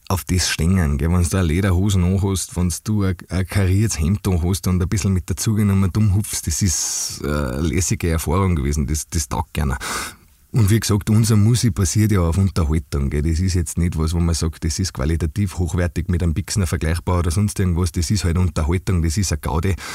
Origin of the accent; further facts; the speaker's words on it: Austria; so wie es in Bayern und bei uns in Österreich eben der Brauch ist.